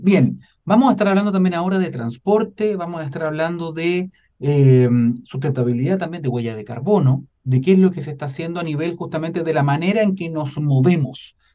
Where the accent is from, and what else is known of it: Chile